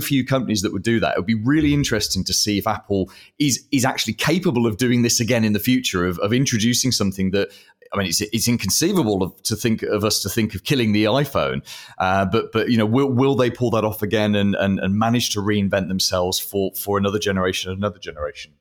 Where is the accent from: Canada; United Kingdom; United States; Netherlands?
United Kingdom; I'm British